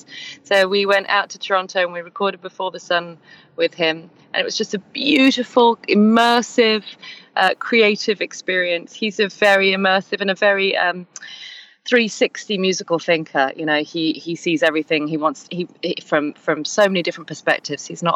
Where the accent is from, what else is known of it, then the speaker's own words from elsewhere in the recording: England, United Kingdom; we're a duo from England